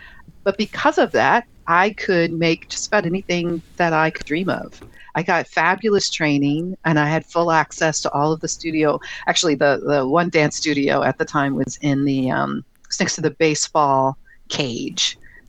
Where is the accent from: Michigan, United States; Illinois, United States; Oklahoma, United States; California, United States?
Illinois, United States; Chicago; I grew up on the South Side of Chicago, and I was a super shy kid, super shy.